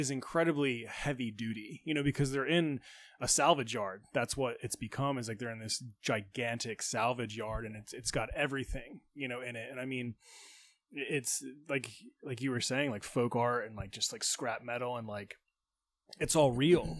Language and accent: English; New Jersey, United States; I'm from South Jersey, so I'm more familiar with the Atlantic City side